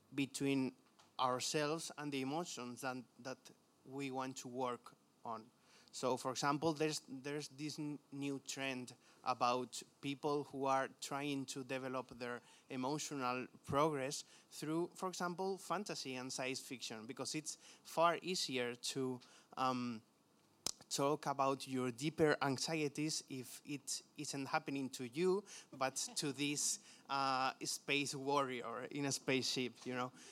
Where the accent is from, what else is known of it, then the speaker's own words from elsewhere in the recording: Spain; accent: Spanglish; English is a second language; I come from Spain, so more Spanglish